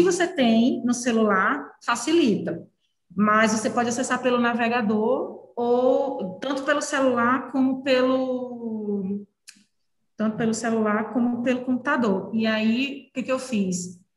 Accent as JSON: {"language": "Portuguese", "town": "Recife", "region": "Pernambuco", "country": "Brazil", "also_born_or_lived": "Brasília", "moved": "as an adult", "said": "eu sou de Recife, é, eu não tinha muitos amigos em em Brasília"}